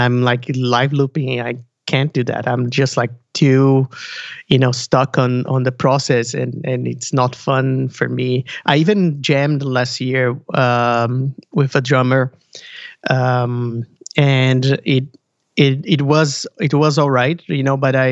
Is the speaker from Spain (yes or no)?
no; Brazil; now in Burlington; I'm from Brazil